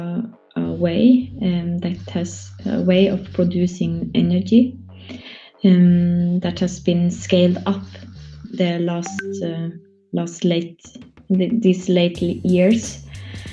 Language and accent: English; South Sami area, Norway; I am raised up in a reindeer herding district, in a reindeer herding family